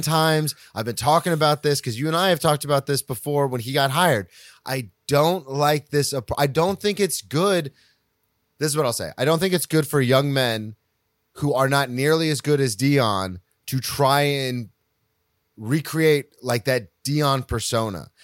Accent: the South, United States; growing up in the South

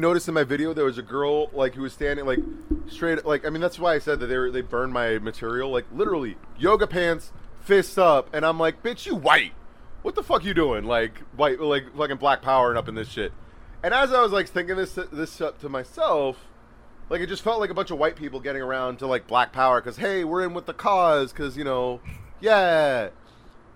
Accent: San Francisco, California, United States; I'm from San Francisco

